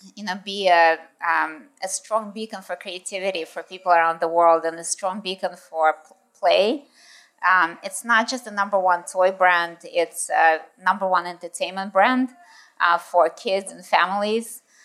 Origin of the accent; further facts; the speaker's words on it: United States; moved away as an adult; also born or lived in Russia / United Kingdom / Japan / New York; lived in the States um, when I was in school and in high school and in university